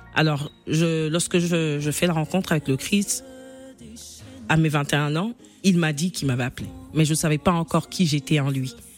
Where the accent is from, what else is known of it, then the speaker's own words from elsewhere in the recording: Kinshasa, DR Congo; à 6 ans justement, je suis dans la parcelle de chez moi à Kinshasa